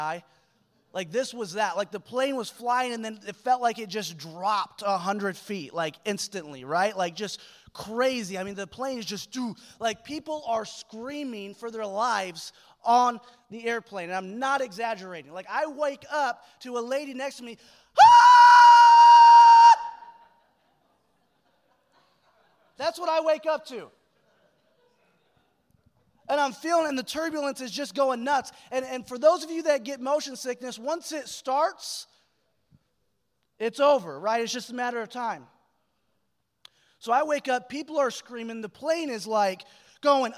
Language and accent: English; Michigan, United States; moved away as an adult; also born or lived in Sacramento; now in Springfield, Missouri, United States; I'm flying home from Sacramento to Michigan, where I grew up